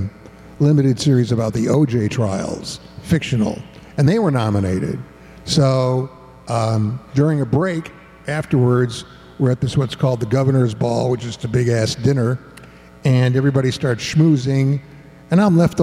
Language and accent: English; Ann Arbor, Michigan, United States; I'm from Ann Arbor, Michigan.